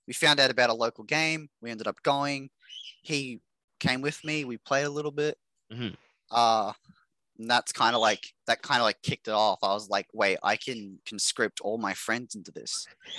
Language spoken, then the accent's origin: English; Queensland, Australia; now in Mackay, Australia; Well, I'm in the Texas of Australia, known as Queensland. Grew up moving everywhere, been everywhere in Queensland. Everywhere sucks. Currently living in Mackay, which is this average size little